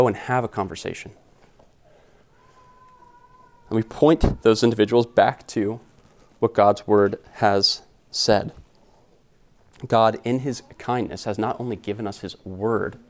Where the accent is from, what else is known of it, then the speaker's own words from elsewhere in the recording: United States; We are American.